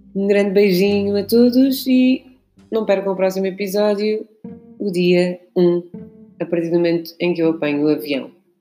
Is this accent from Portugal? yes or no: yes; Lisbon, Portugal; also born or lived in Guinea-Bissau; sou portuguesa, nasci cá, fui criada cá, em Benfica